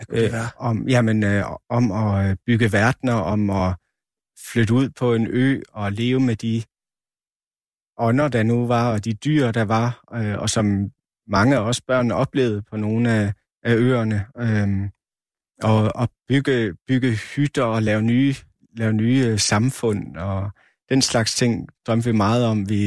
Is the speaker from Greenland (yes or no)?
yes; Sisimiut, Greenland; also born or lived in Aasiaat; I de byer, både i Asiat og i Sisimet, hvor jeg voksede op, der var, og i stort set alle de større byer i Grønland